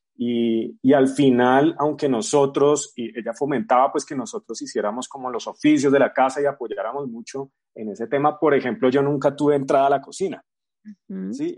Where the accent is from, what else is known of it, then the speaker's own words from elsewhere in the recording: Bogotá, Colombia; soy bogotano